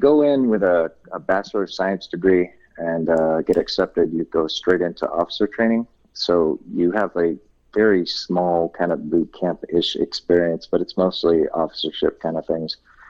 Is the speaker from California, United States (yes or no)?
yes; Lodi, California, United States; also born or lived in Inglewood; I grew up in California, moved up and down the coast. I was born down in Inglewood back in the late 60s. And then my family moved around a lot, and I ended up in a little town of Lodi for high school